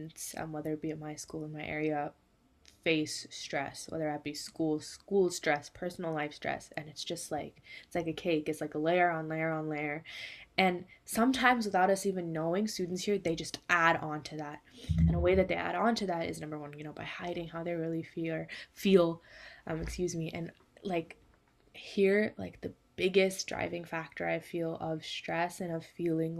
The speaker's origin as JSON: {"language": "English", "region": "California", "country": "United States", "said": "I am from California in the United States."}